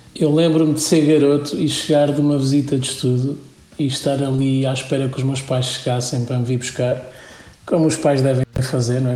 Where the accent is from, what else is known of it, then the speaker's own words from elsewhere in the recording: Condeixa-a-Nova, Coimbra District, Portugal; eu era de Condeixa